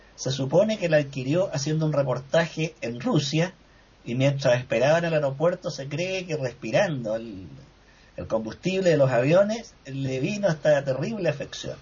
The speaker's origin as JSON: {"language": "Spanish", "town": "Valdivia", "region": "Los Ríos", "country": "Chile", "tie": "born or raised there", "said": "en el sur de mi país, donde yo me crié en Valdivia, que es zona marítima costera"}